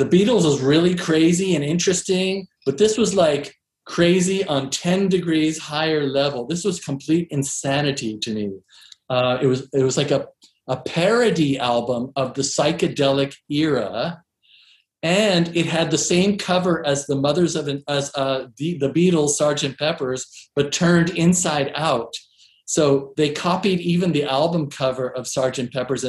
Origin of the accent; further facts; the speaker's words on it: East Coast, United States; also born or lived in Seattle; we were living in Seattle by that time. I grew up in the East Coast.